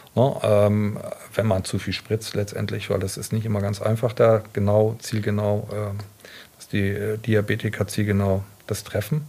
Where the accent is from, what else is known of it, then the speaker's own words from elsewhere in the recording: Bremerhaven, Bremen, Germany; moved away; ich komme ja aus Bremerhaven, also bin echter Fischkopf und ähm, habe dort in Bremerhaven mein Abitur gemacht